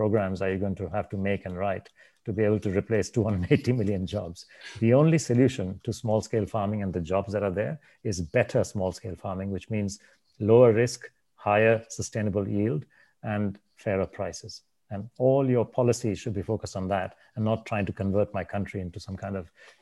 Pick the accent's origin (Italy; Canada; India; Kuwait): India; I'm from India